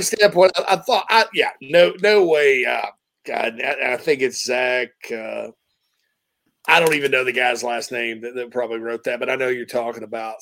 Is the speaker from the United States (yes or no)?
yes; the South, United States; moved away; I'm from the South